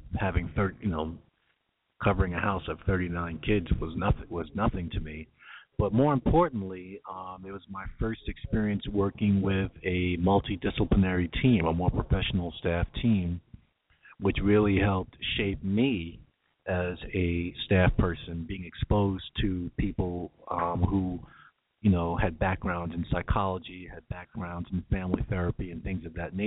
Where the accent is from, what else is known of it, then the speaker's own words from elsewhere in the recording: New York, United States; moved away as an adult; now in California, United States; I'm still a New Yorker